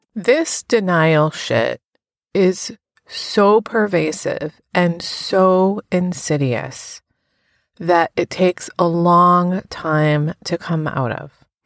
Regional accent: United States; now in New Haven, United States; my hometown to show him where I grew up, which is about an hour from New Haven, where I live now.

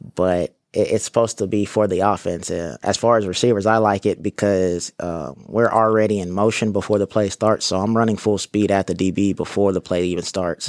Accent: Corpus Christi, Texas, United States; moved away as an adult; I'm from Corpus

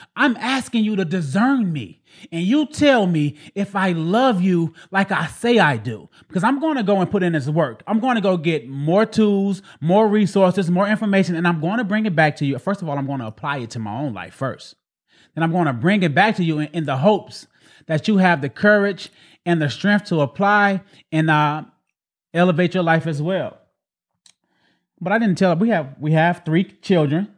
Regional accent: Waveland, Mississippi, United States; I'm born and raised in Waveland, Mississippi, in a, in a, in a small hood called Middletown

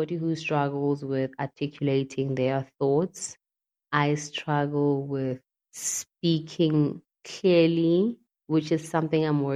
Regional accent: Mpumalanga, South Africa; moved away as an adult; also born or lived in Cape Town; I moved away from Cape Town and came back home in MP, Mpumalanga

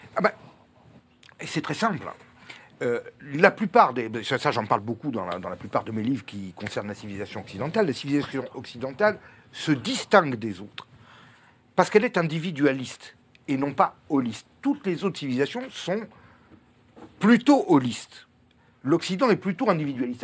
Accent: Corsica, France; je suis corse

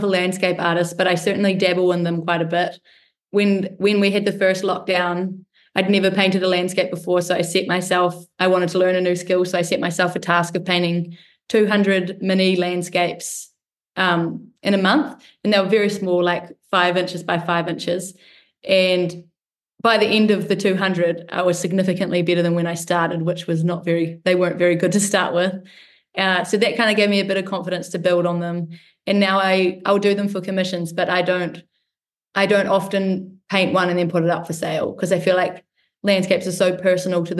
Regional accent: Wanaka, Otago, New Zealand; also born or lived in Mount Cook; Growing up in Wanaka and Mount Cook, such special places surrounded by mountains, and that's had a huge impact on my upbringing

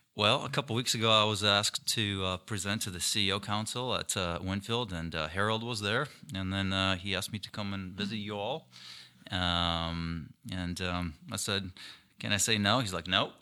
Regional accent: Ukraine; now in Minnesota, United States; I was born and raised in Ukraine.

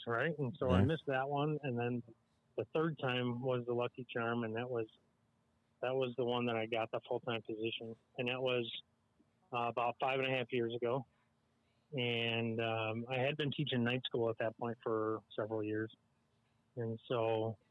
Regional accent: Illinois, United States; I came from Illinois, and Illinois has the Illinois Veterans Scholarship Fund.

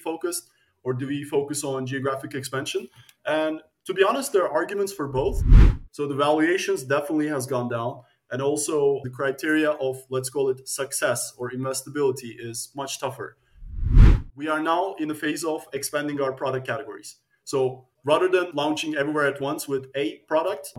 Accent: Turkey; also born or lived in United States / Netherlands; now in Amsterdam, Netherlands; I'm originally from Turkey

